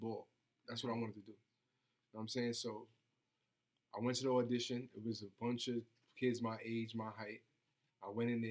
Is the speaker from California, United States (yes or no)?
no; New York City, New York, United States; I'm from the Bronx